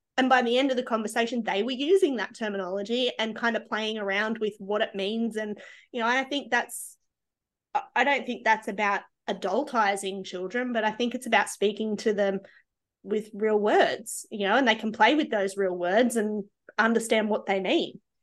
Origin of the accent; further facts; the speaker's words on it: Australia; being Australian